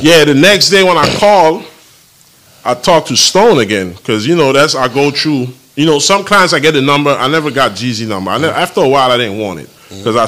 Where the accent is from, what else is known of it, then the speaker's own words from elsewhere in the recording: U.S. Virgin Islands; I'm from St. Thomas.